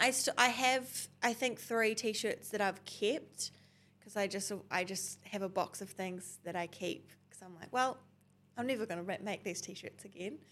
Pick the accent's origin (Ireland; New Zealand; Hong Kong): New Zealand; Tauranga, Bay of Plenty; I grew up in Tauranga